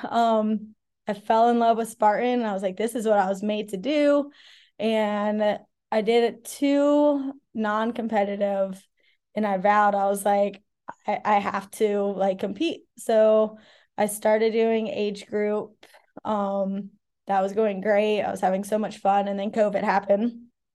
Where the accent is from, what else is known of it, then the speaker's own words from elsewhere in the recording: Ocala, Florida, United States; moved away as an adult; also born or lived in Charlotte / Colorado / California; now in Asheville, United States; grew up out in the country in Ocala, Florida